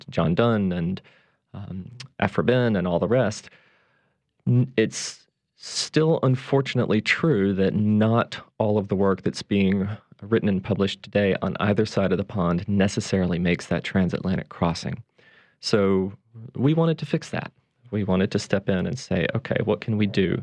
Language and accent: English; Mississippi, United States; also born or lived in Edinburgh, Scotland / Cambridge, England; now in New Orleans, United States; I was born and raised in Mississippi, but live now and have for many years here in the Crescent City